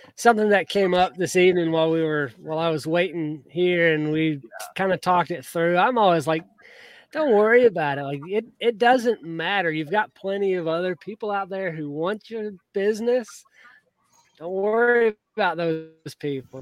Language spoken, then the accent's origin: English; Georgia, United States; I grew up in Georgia